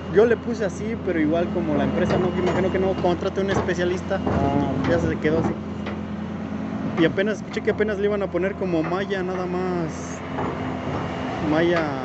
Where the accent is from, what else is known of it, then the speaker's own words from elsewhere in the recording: Acambay, State of Mexico, Mexico; yo soy de, de Patea, Acambay, México